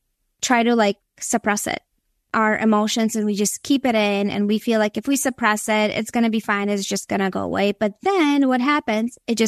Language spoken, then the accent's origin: English; Minnesota, United States; moved away as an adult; also born or lived in Latvia; now in Florida, United States; I was born in Latvia, which is in Europe. So I have a mixture of all these things in my background. I moved to the States when I was 9, but yes, so I grew up in Minnesota for a big chunk of my life.